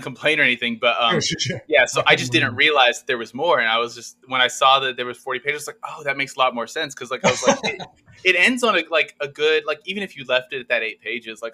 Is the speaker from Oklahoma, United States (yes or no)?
yes; Oklahoma, United States; I'm from Oklahoma.